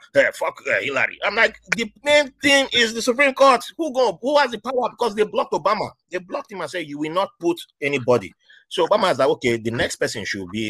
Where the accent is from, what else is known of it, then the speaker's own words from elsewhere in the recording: Nigeria; moved away; when I was growing up in Nigeria